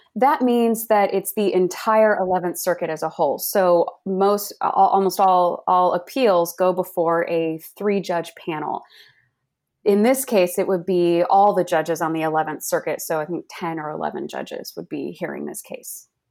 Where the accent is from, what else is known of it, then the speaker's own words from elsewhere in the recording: Dallas-Fort Worth, Texas, United States; also born or lived in Virginia; I grew up in the Dallas-Fort Worth, Texas area